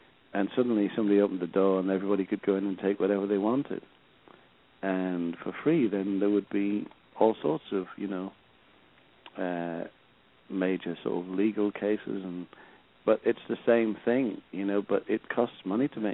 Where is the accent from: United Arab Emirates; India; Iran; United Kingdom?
United Kingdom; Sunderland, North East England; my hometown, you know, team and the boys, you know, Sunderland boys